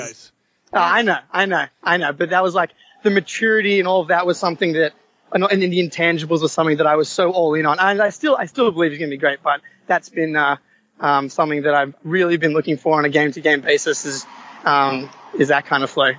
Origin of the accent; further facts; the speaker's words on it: Sydney, New South Wales, Australia; I'm from Sydney, Australia.